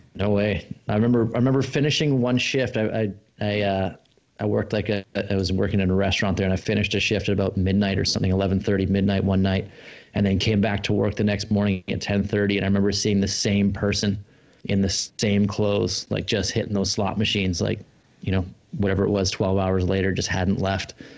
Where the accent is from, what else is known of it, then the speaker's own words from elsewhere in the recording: Australia; moved away; I was born in Australia and my family's still down there